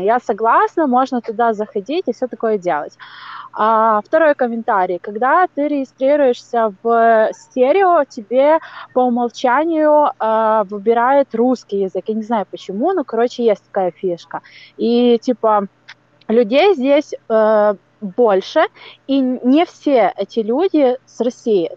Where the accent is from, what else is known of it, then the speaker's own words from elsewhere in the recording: Ukraine; я с Украины